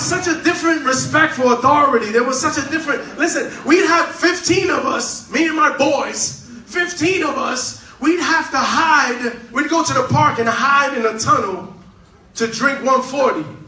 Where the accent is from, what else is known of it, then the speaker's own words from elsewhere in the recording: New York City, New York, United States; I'm from Manhattan